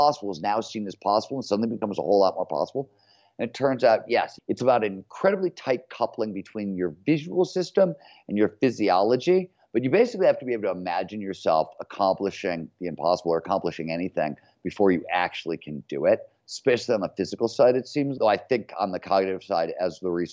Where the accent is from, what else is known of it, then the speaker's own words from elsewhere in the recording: Cleveland, Ohio, United States; growing up in Cleveland, Ohio in the 70s, a blue collar steel mill town